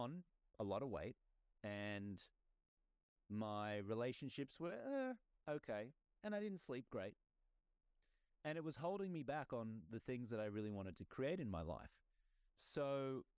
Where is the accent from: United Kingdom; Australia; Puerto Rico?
Australia; moved away as an adult; now in United States; I grew up in Australia, my native country